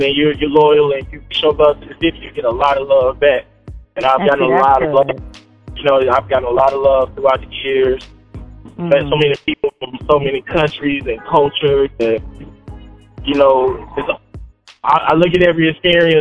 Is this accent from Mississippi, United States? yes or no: yes; Mississippi, United States; moved away as an adult; now in Atlanta, United States; Born and raised Mississippi. I moved out here, moved to Atlanta shortly after high school